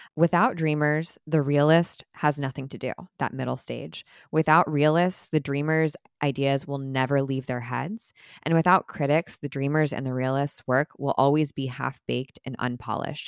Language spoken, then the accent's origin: English; Orange County, California, United States; I grew up in Orange County, and so pretty close to the original Disneyland